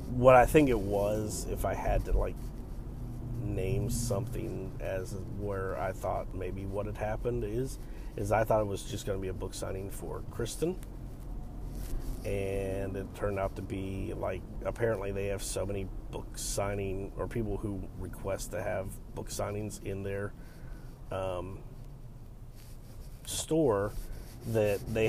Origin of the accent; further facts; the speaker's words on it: United States; accent: American; once he heard my accent, he was like, oh yeah, stupid American